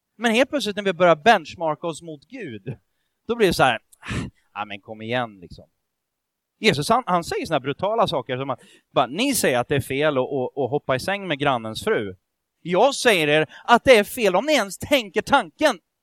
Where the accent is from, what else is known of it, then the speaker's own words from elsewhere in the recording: Sweden; Vi är ju ändå svenskar